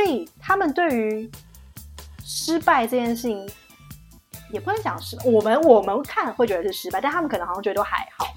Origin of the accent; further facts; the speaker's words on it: Taiwan; moved away as an adult; now in Shanghai, China; 我台湾人欸